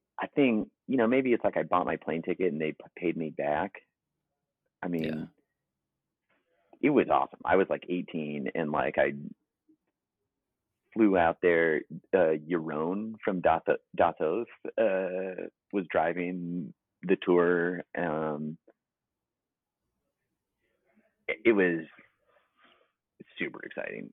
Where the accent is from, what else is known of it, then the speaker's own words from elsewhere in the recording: St. Louis, Missouri, United States; growing up in St. Louis